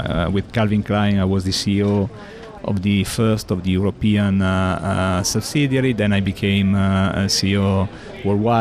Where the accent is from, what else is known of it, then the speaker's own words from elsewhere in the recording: La Spezia, Liguria, Italy; English is a second language; in Italia, I was born at seaside in La Spezia, close to... La Spezia is an area, is in Liguria